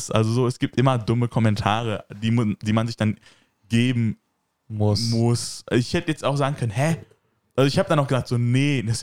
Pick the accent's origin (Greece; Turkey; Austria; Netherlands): Turkey; ja, aber ich bin auch Türke und so, Deutsche machen das auch.